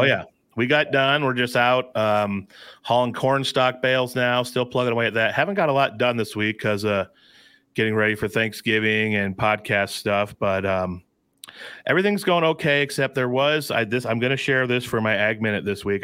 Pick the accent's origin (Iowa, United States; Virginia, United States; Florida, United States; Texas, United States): Iowa, United States; Alta; twenty-five miles from my hometown in Elta, where I'm sitting right now